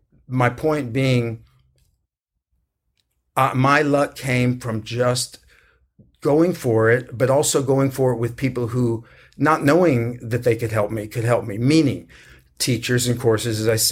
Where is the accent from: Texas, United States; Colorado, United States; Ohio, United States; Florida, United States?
Texas, United States; San Antonio; You know, I grew up in San Antonio and, you know, did a lot of work there.